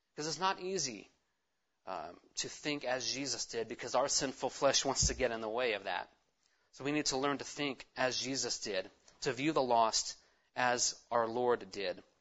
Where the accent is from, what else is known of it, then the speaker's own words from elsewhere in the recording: California, United States; I'm a Californian.